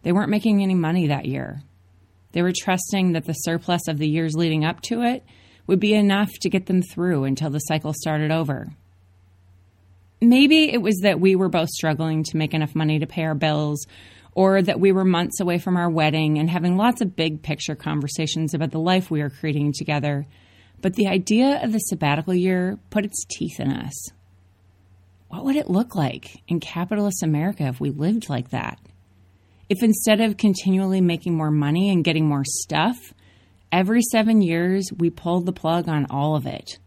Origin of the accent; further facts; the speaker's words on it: Minneapolis, Minnesota, United States; moved away; I grew up in Minneapolis.